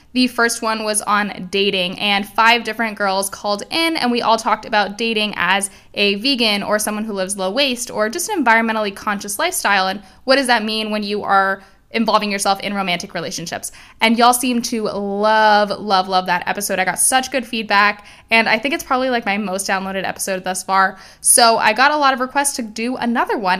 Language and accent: English; Miami, Florida, United States; I am Cuban. I was born and raised in Miami, Florida